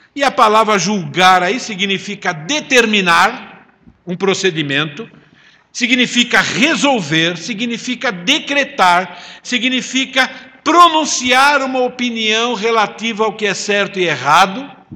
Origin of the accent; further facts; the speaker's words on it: Italy; eu sou italiano